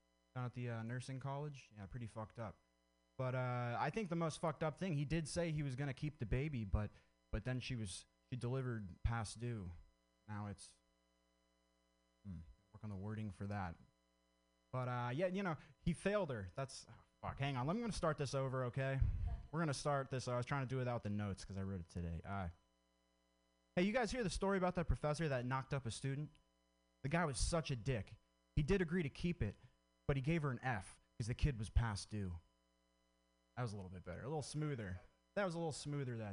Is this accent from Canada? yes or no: no; Vermont, United States; I grew up in Vermont